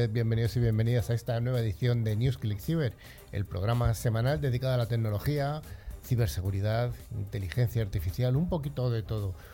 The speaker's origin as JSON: {"language": "Spanish", "country": "Argentina", "said": "De Argentina."}